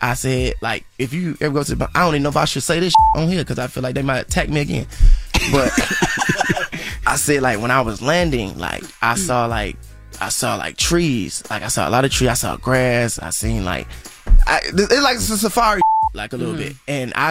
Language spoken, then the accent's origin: English; Atlanta, Georgia, United States; For me, I just did my hometown, Atlanta.